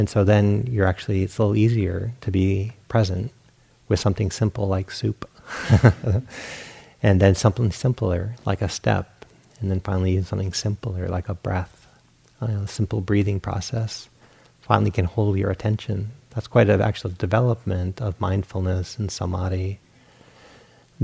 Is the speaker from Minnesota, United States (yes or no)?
no; Rhode Island, United States; moved away as an adult; also born or lived in Portland, Oregon; I grew up in Rhode Island.